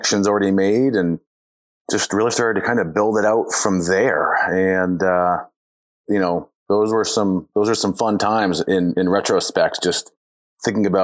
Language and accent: English; southern Maine, United States; now in Vermont, United States; I grew up in Maine, you know, mountain biking power lines and, you know, scrubby trails around the part of the southern part of the state